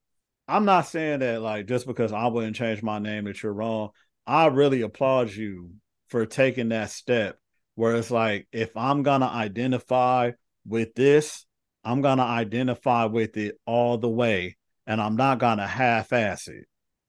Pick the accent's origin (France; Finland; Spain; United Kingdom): Finland; I was raised in Finland. So to me, I'm Finnish.